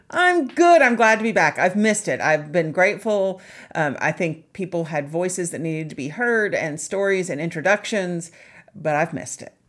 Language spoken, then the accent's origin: English; Charleston, South Carolina, United States; moved away as an adult; also born or lived in West Virginia; I grew up in Charleston, South Carolina, where there are flowers all the time